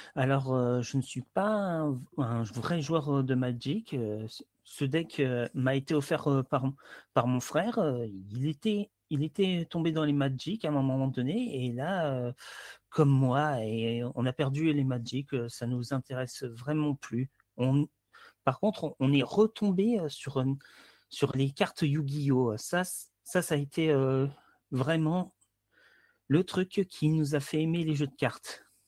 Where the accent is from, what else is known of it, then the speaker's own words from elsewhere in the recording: Hérault, Occitania, France; Je suis un sudiste venant de l'Hérault